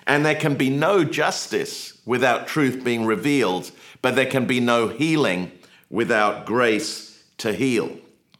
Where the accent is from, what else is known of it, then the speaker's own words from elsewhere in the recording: England, United Kingdom; now in United States; I grew up in England